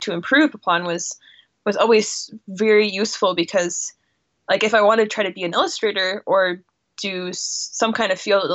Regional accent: Pinewood Springs, Colorado, United States; I am from a little town in Colorado called Pinewood Springs

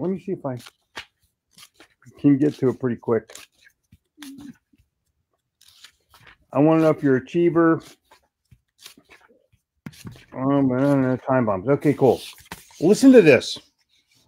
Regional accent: Atlantic City, Haddonfield, and Cherry Hill, New Jersey, United States; also born or lived in Florida / Woodbury, New Jersey; now in Charlotte, United States; I grew up in Atlantic City, Haddonfield, and Cherry Hill

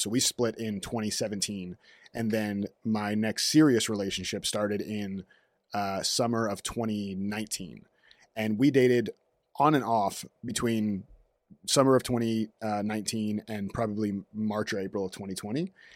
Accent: Orlando, Florida, United States; moved away as an adult; also born or lived in North Miami Beach / Raleigh, North Carolina; now in Los Angeles, United States; Originally from North Miami Beach, moved to Orlando when I was two, not by myself, like, the family moved to Orlando when I was two.

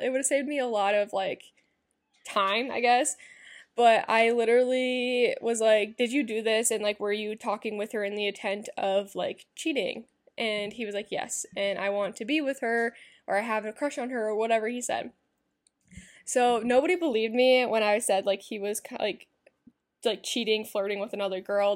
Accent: Iowa, United States; My hometown's back in Iowa

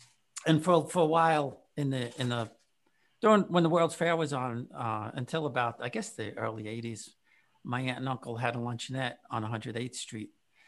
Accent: New York City, New York, United States; also born or lived in Whitestone / College Point / Corona; But we were in Corona. I was born in Whitestone, and then eventually we moved to College Point

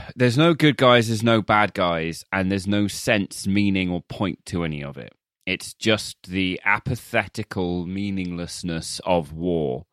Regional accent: United Kingdom; as a British person

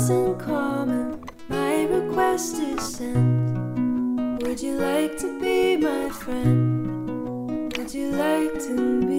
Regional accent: Kentucky, United States; born there; also born or lived in New York / Washington / Illinois / Hawaii; Um, but I was born in Kentucky and then we moved to upstate New York, Washington State, uh, Chicago, Illinois.

